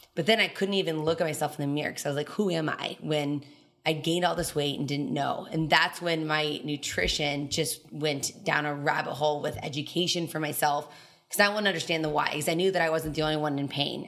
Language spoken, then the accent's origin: English; Telluride, Colorado, United States; moved away as an adult; also born or lived in Kansas; I was born and raised in Torrey, Colorado. It's a small ski resort town, so it's like two thousand people, bottom southwest corner of Colorado